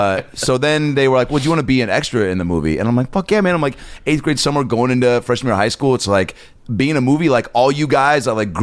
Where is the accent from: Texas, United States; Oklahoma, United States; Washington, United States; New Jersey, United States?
Washington, United States; Seattle; Yeah, I'm from Seattle.